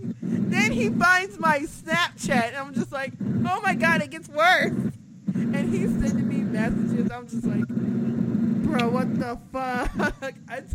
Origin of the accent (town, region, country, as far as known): Chicago, Illinois, United States; born or raised there; moved away